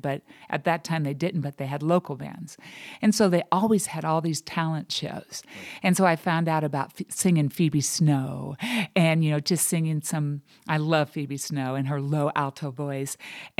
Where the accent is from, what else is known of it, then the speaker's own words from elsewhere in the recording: Buena Park, California, United States; Originally, I'm from Buena Park, California.